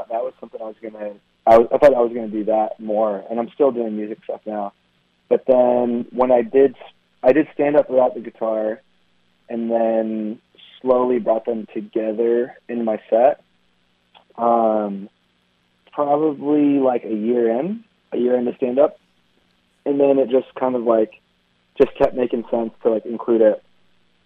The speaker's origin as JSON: {"language": "English", "town": "Sacramento", "region": "California", "country": "United States", "tie": "born or raised there", "also_born_or_lived": "Philippines / Los Angeles", "said": "So I grew up first 5 years in L.A., and then when we came from the Philippines, and then the rest of my life mostly in Sacramento"}